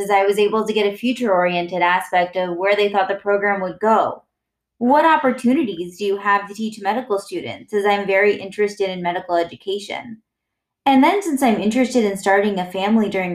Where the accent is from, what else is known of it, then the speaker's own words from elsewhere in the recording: Midwest, United States; also born or lived in East Coast; I came back to the Midwest to my home state for residency